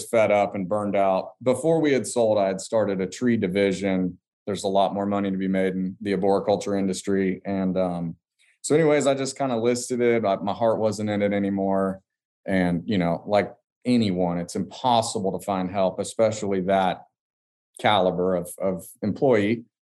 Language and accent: English; Hastings, Florida, United States; we're in a small little one light town, Hastings, Florida, and essentially it's a little farming town